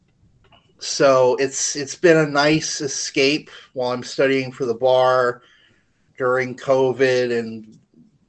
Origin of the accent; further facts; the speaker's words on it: Orlando, Florida, United States; growing up in Orlando, going to Disney quite a bit